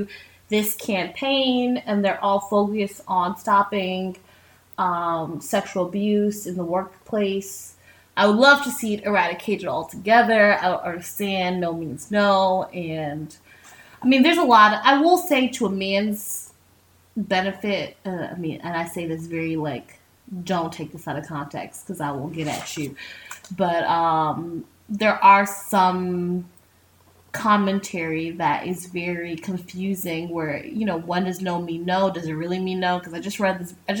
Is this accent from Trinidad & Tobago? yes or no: yes; Trinidad & Tobago; I'm Trinidadian. So we believe actually in corn soup, not chicken noodle soup